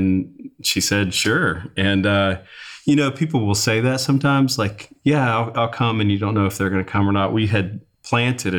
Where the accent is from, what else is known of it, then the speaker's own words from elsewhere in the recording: Ooltewah, Tennessee, United States; also born or lived in Franklin, Tennessee; I grew up in East Tennessee in Chattanooga, a place called Ooltewah, you know, right outside of Chattanooga